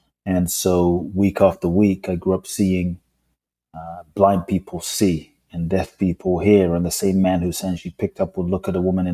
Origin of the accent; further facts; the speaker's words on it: London, United Kingdom; moved away as an adult; also born or lived in Ghana; now in United States; I grew up in London. Lived in the US for 20 plus years now.